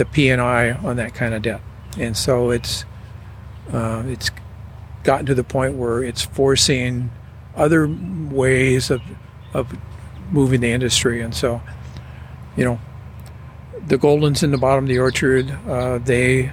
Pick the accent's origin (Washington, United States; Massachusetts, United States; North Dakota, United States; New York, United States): Washington, United States; Cashmere; also born or lived in Seattle area; now in Wenatchee, United States; I grew up in Cashmere